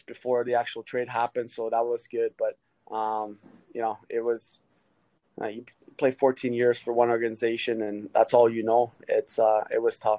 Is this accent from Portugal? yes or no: no; Hearst, Ontario, Canada; moved away; also born or lived in Philadelphia / Florida / Ottawa; I grew up in Hearst and there's a lot of snow there